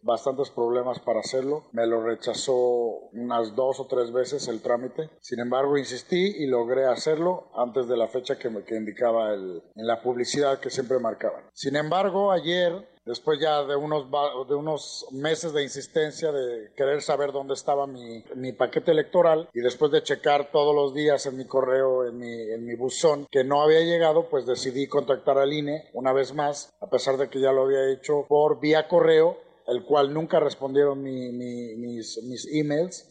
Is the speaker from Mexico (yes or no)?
yes; Mexico; now in Vienna, Austria; soy mexicano, soy empresario vivo en Viena, Austria